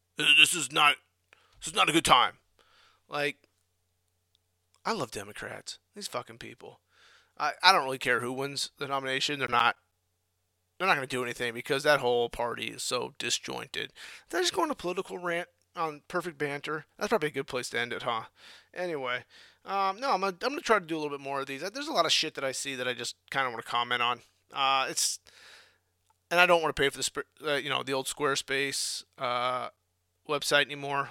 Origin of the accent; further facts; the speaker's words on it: Midwest, United States; moved away; I grew up in the Midwest.